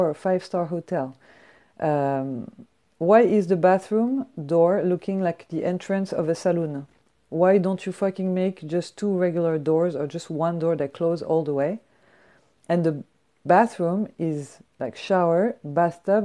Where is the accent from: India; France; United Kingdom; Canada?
France; Paris, Île-de-France; English is a second language; moved away